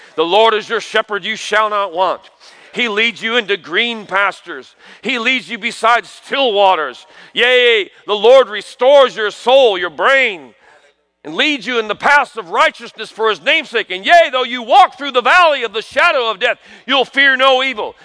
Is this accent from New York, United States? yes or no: yes; New York, United States; I grew up in New York